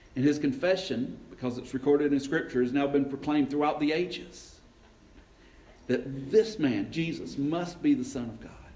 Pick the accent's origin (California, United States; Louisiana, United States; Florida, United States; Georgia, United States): Georgia, United States; LaGrange; I grew up up in LaGrange, just over the mountain